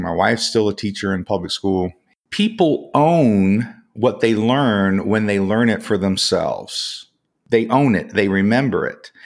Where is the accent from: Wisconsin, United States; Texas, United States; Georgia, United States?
Georgia, United States; Atlanta; also born or lived in West Virginia / Alabama / Korea; I kind of grew up through my teens in the Atlanta, Georgia area in the United States